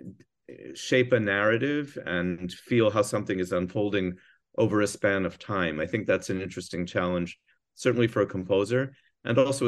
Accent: New Jersey, United States; moved away; I grew up in New Jersey

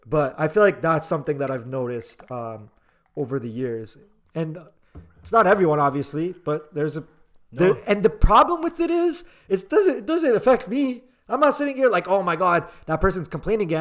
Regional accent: Canada; as a Canadian

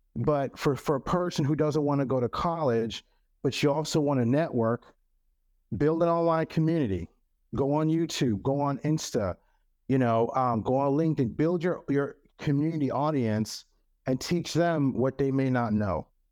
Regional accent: Cameroon; first language French; English is a second language; now in United States; Cameroon. I'm from Cameroon

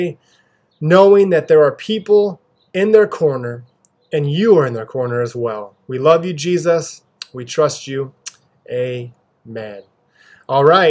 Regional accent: Pasco, Washington, United States; I grew up here locally in Pasco, Washington. It is where I live with my wife and two daughters

